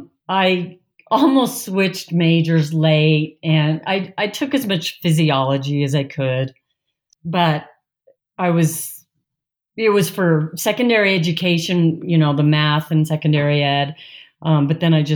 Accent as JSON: {"language": "English", "town": "Denver", "region": "Colorado", "country": "United States", "tie": "born or raised there", "moved": "yes", "lives_now": "Los Alamos, United States", "said": "I grew up in Denver"}